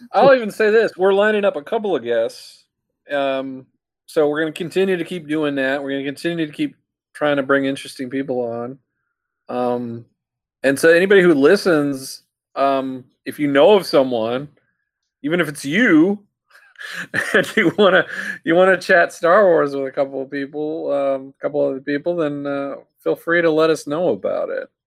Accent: New Orleans, Louisiana, United States; I'm from New Orleans.

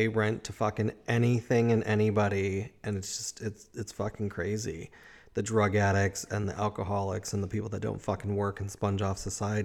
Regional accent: Chicago, Illinois, United States; moved away; also born or lived in Madison; I grew up in Chicago

